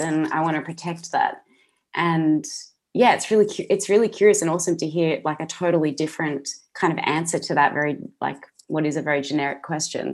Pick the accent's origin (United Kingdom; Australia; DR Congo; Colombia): Australia; I'm an Aussie actress